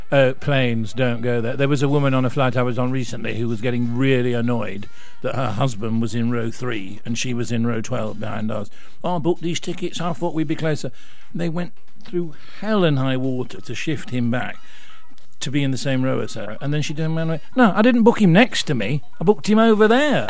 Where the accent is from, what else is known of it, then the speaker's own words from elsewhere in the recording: Rotherham, Yorkshire and the Humber, United Kingdom; moved away; I come from Rotherham.